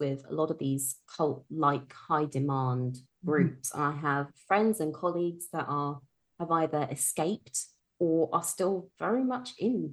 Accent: United Kingdom; moved away as an adult; now in Vienna, Austria; As you can tell from my accent, I'm from the UK. I grew up in Britain. At the moment, me and my husband, we live in Vienna, Austria

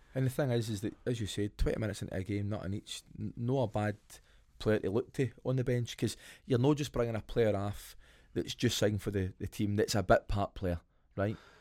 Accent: Scotland, United Kingdom; accent: Scottish; now in Perth, Australia; Love being Scottish, love my accent, love everything that you have got to do with being Scottish

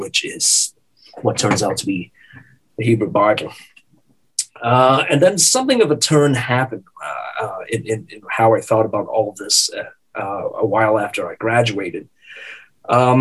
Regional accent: Singapore; moved away as an adult; also born or lived in Canada / Indiana; I was born and raised in Singapore. I lived there until I was 21 years of age.

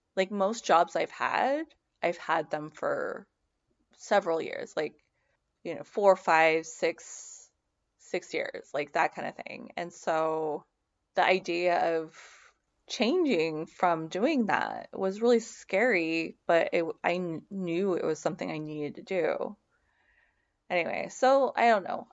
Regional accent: Seattle, Washington, United States; I grew up in the Seattle area with a single mom

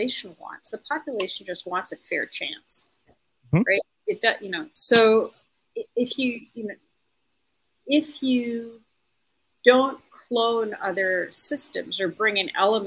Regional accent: Canada; I'm Canadian

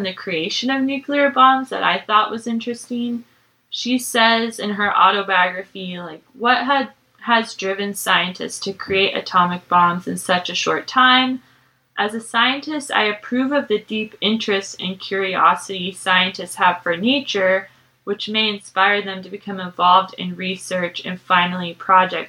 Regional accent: United States; as an American

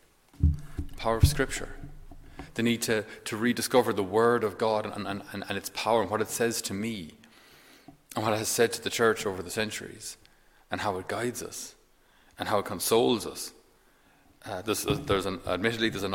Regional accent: Ireland; we ourselves as Irish people

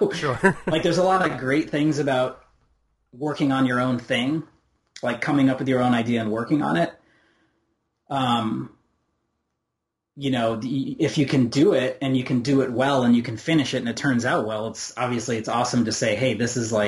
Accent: Rochester, New York, United States; moved away as an adult; now in Indiana, United States; I grew up in Rochester, New York

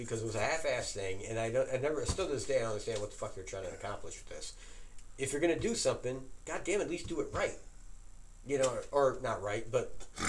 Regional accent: Holler, West Virginia, United States; I was 8 years old visiting my grandparents' house in Holler, West Virginia, my hometown.

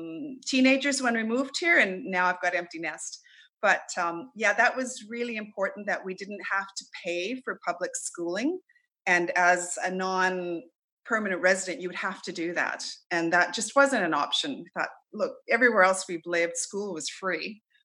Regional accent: Canada; now in Australia; They'll ask me where I'm from and I'll say, well, you know, I'm actually live in Australia, but I'm a Canadian at heart. So I don't know if other Canadians experience that, but I'm very proud to be a Canadian.

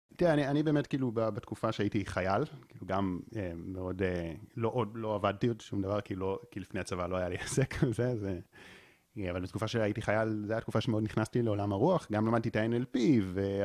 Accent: Israel; נולדתי פה בישראל

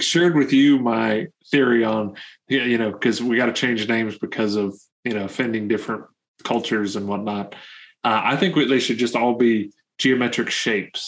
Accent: Canada; I'm Canadian

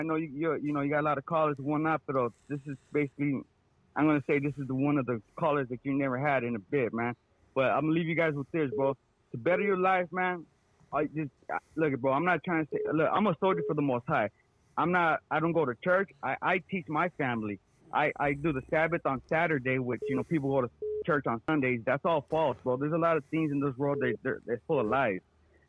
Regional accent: Phoenix, Arizona, United States; I got 5 kids. I recently, last year, bought 40 acres up north. I'm from Phoenix, Arizona

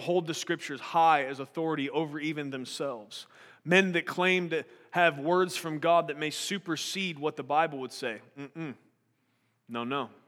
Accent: United States; I'm an American

